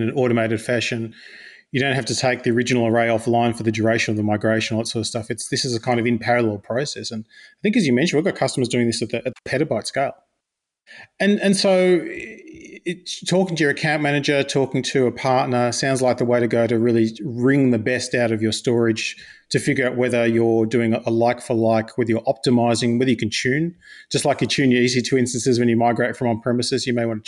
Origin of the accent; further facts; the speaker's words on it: Australia; I'm Australian